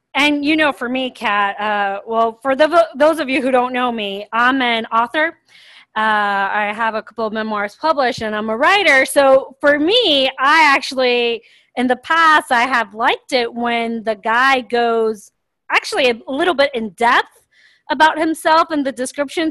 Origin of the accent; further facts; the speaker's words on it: Miami, Florida, United States; moved away as an adult; also born or lived in Sao Paulo, Brazil / London, United Kingdom / Grand Cayman, Cayman Islands; now in Atlanta, United States; I grew up mostly in Miami, Florida. I did live in London and Grand Cayman as a child, but mostly it was in Miami.